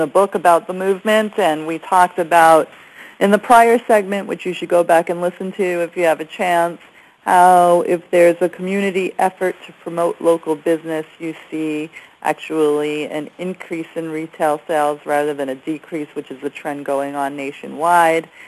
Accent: New York, United States; also born or lived in Garden City, New York; now in Los Angeles, United States; I'm a New Yorker that's been moved to Los Angeles

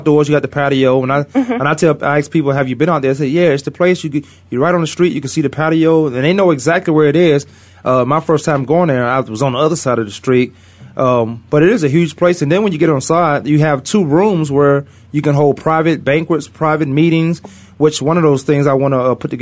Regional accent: Virginia, United States; I'm from Virginia

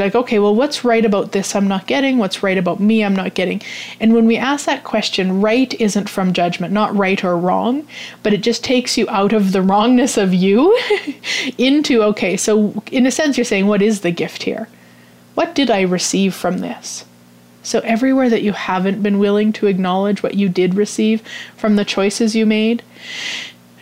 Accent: Canada; I'm Canadian

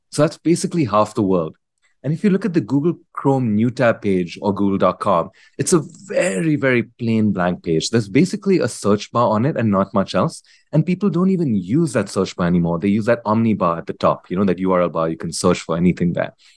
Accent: India; moved away as an adult; also born or lived in United States; I grew up in India, uh, completed high school here

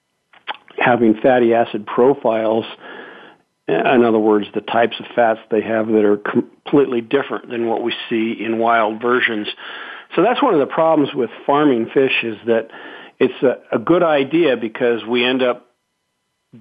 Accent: Carson City, Nevada, United States; I was a teenager growing up in Carson City, Nevada

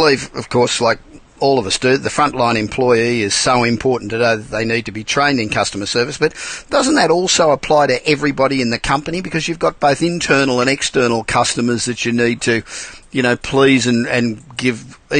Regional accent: Australia; accent: Australian; And I know being Australian accent, that sometimes it's hard to work out my spelling

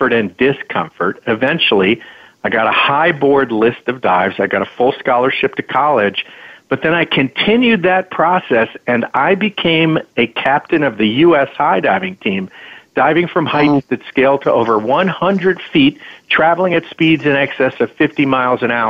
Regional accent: Larchmont, New York, United States; I grew up in Larchmont, New York, in Westchester County

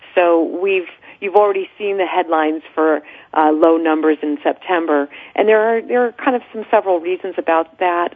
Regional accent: San Francisco Bay Area, California, United States; born or raised there; moved away as an adult; now in Los Angeles, United States

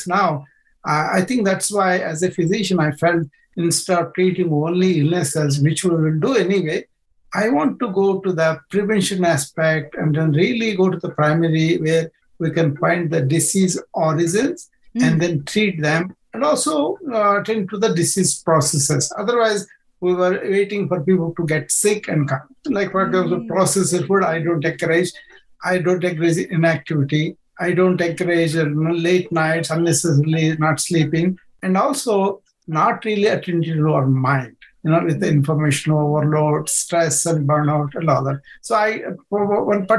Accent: India; moved away as an adult; now in United States; I was born in India

